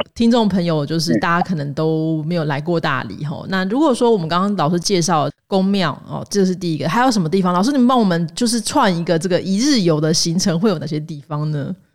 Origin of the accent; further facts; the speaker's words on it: central Taiwan, Taiwan; 我是中部人，我希望大家多认识一下台中